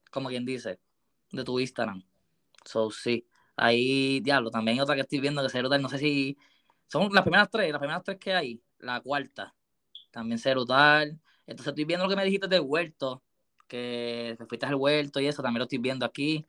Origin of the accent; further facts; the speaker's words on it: Aguas Buenas, Puerto Rico; also born or lived in Caguas, Puerto Rico; yo soy de Agua Buena, pues ya soy de Agua Buena, Agua Buena, Cagua, porque me crié Agua Buena, pero también Cagua